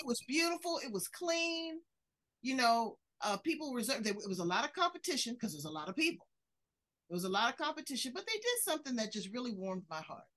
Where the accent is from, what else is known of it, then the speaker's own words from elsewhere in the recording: United States; I love being an American.